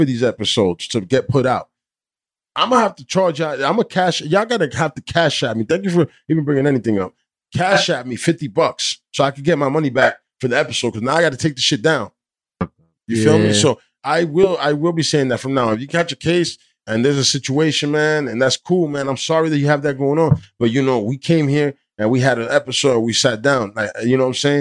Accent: New Jersey, United States; I'm from Jersey

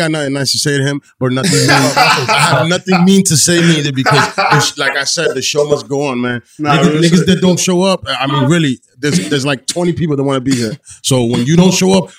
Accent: New Jersey, United States; I'm from Jersey

